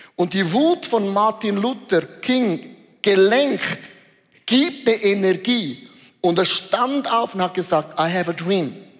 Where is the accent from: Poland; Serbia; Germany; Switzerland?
Switzerland